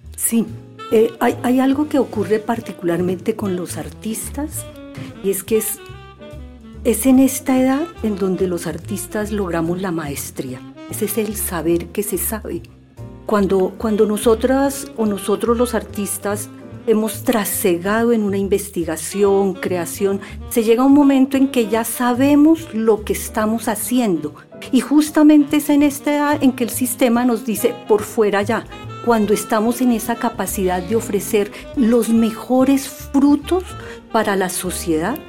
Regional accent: Bogotá, Colombia; la ciudad de Bogotá, que es mi terruño

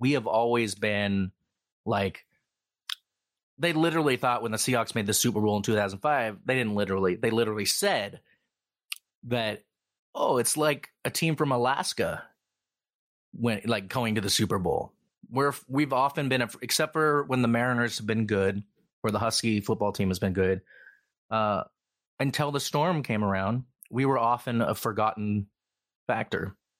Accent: United Kingdom; but I'm British, so I have no choice but to watch and root for my team.

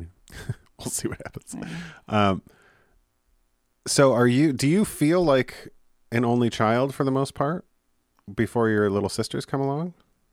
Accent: Clarkston, Michigan, United States; And then born and raised in Clarkston.

